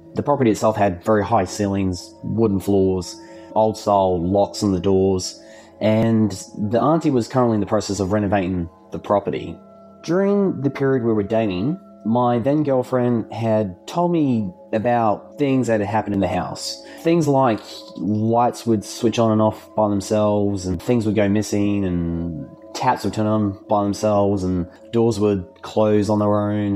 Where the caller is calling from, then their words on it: Adelaide, South Australia, Australia; also born or lived in Gawler, South Australia; I'm calling from Adelaide in South Australia